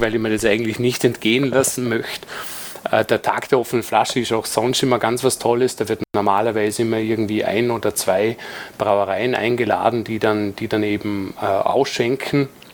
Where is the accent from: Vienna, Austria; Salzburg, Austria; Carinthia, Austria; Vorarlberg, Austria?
Vorarlberg, Austria; Dornbirn; bei uns in Dornbirn